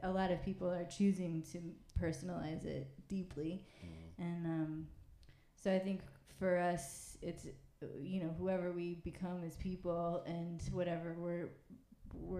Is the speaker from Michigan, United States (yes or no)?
no; Saint Paul, Minnesota, United States; moved away; we're from Minnesota, from St. Paul, and like, we went to the high school